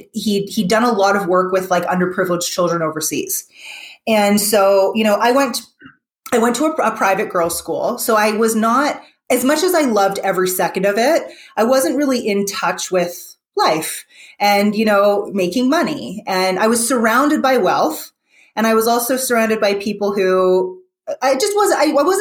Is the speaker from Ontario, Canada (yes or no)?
yes; Toronto, Ontario, Canada; I grew up in Toronto